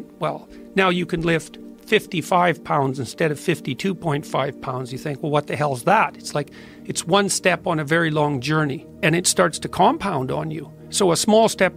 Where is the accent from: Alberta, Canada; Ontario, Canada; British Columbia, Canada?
Alberta, Canada; Fairview; I was from Northern Alberta, this rough little town up in Northern Alberta called Fairview.